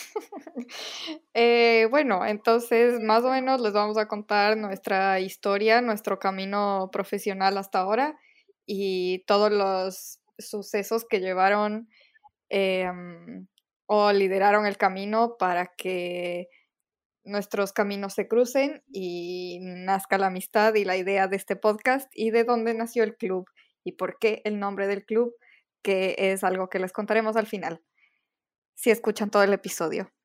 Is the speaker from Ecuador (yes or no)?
yes; Quito, Pichincha, Ecuador; moved away as an adult; now in Valencia, Spain; nací, crecí, viví toda mi vida en Ecuador, en Quito, y ahora a partir del, del máster en diseño e ilustración en Valencia, eh, estoy viviendo en Valencia, en España.